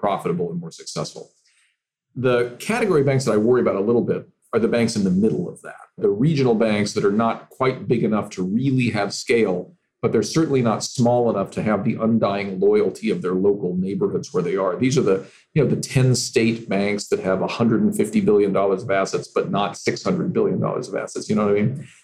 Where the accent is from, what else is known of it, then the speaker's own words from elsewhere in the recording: California, United States; my home state of California